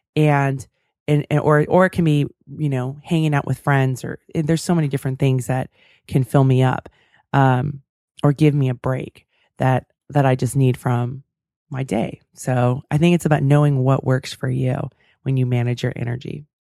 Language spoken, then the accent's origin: English; California, United States; I'm from California